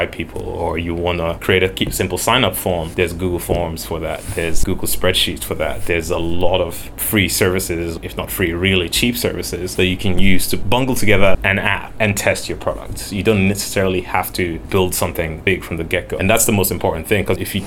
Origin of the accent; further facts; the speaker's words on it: Nigeria; I grew up in Nigeria, which is still a developing country.